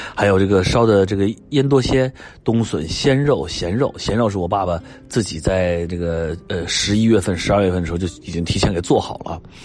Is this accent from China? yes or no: yes; China; 而对于我们中国人来讲，春节那就是我们做所有的，呃，时间记忆点、节点中最为珍贵的、最为重要的，也最为有代表性的这样的一个节点